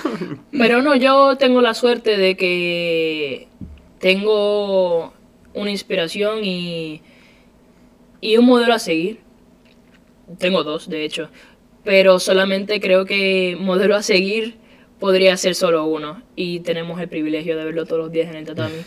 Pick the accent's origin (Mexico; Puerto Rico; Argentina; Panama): Puerto Rico; moved away as an adult; now in Spain